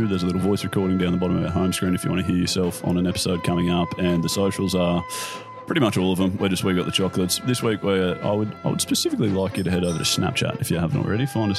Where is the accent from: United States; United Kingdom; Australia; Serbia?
Australia; We're Australian.